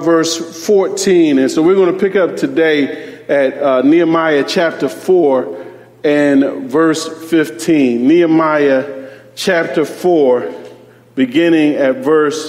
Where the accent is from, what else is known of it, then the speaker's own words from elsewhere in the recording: Philadelphia, Pennsylvania, United States; As a young boy growing up in Philadelphia, I lived in a part of Philadelphia where there were gang rivalries